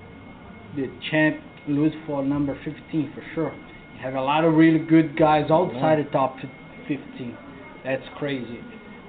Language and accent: English; Brazil; moved away; I'm from Brazil